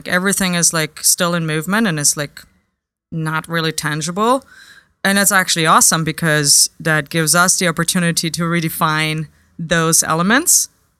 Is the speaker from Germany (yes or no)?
yes; Germany; moved away as an adult; also born or lived in United Kingdom / New York; I grew up in Germany in a little village called Papenweiler.